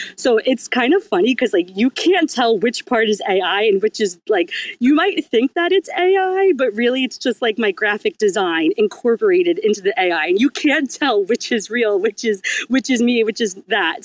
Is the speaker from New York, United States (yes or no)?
yes; New York, United States; I'm from New York